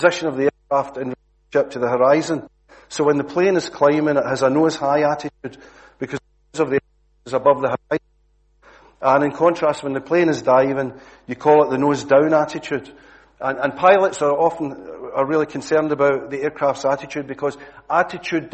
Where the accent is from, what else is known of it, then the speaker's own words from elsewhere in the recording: Glasgow, Scotland, United Kingdom; accent: Glasgow; moved away; my usual Glasgow accent